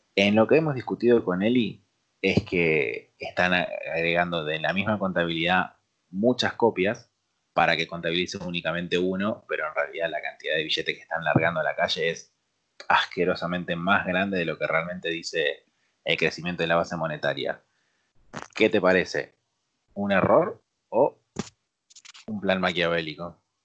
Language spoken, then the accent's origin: Spanish; Argentina